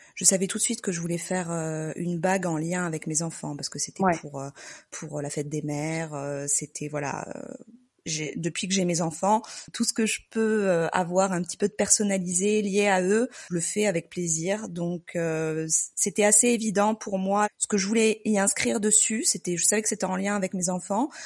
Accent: Marseille, Provence-Alpes-Côte d'Azur, France; now in Lyon, France; on habite à Lyon et on est originaire de Marseille.

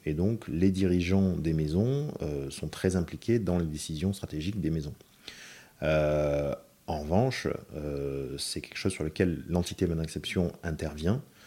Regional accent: France; moved away as an adult; also born or lived in London; je suis français

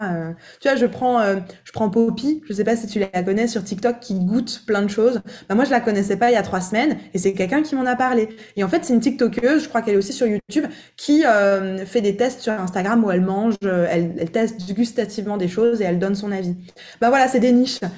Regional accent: Alsace, Grand Est, France; also born or lived in Italy; now in Miami, United States; chez moi en Alsace, dans, dans, ma terre d'origine

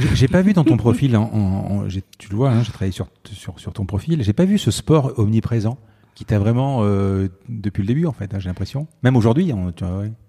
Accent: Marseille, Provence-Alpes-Côte d'Azur, France; je suis de Marseille

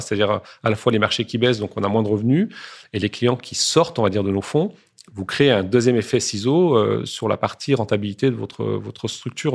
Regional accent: France; je suis né en France, j'ai toujours euh, mangé français

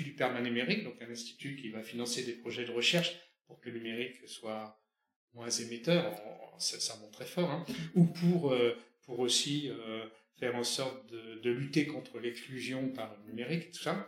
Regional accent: France; On est français, on est dans cette culture-là

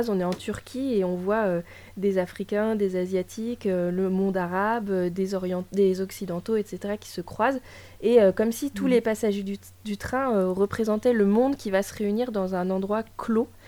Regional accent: Russia; Euh, je suis russe.

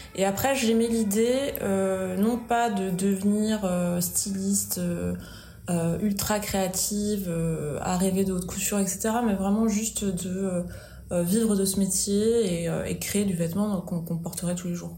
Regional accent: Vichy, Auvergne-Rhône-Alpes, France; moved away as an adult; also born or lived in Lyon / Paris; now in Bordeaux, France; je suis auvergnate

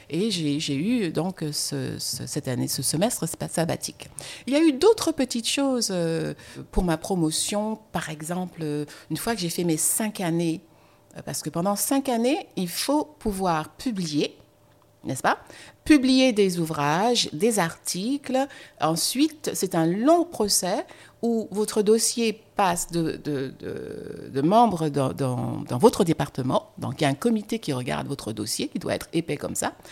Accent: France; Mais je suis française, quand on écrit une lettre de, présentation, on l'écrit à la main

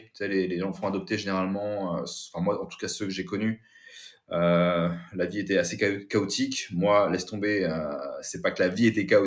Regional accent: Kathmandu, Bagmati, Nepal; born there; moi je suis né, tu vois, au Népal, à Katmandou.

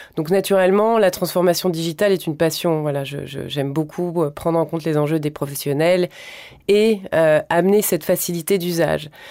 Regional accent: Carry-le-Rouet, Provence-Alpes-Côte d'Azur, France; also born or lived in Marseille; c'est surtout l'endroit où j'ai grandi. En fait, mes grands-parents y vivaient

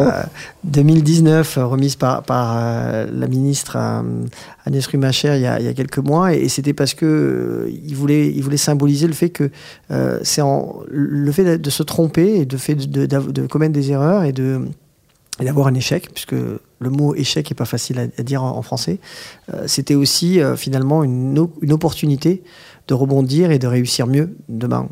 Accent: Agen, Nouvelle-Aquitaine, France; now in Paris, France; je suis né à Agen

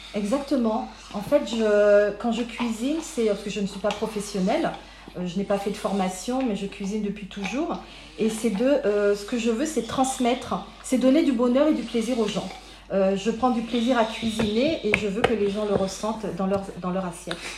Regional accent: Paris, Île-de-France, France; also born or lived in Guadeloupe; j'ai grandi à Paris, en région parisienne, tout en étant née en Guadeloupe

